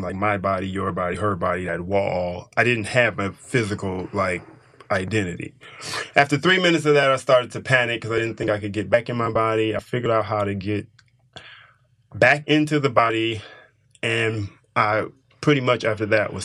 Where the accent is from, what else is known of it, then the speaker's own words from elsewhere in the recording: Detroit, Michigan, United States; I grew up in Detroit during the time of when it was very prosperous